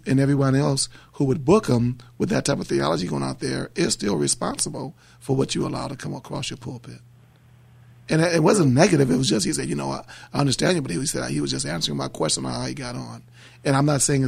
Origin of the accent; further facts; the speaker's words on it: New Orleans, Louisiana, United States; New Orleans, my hometown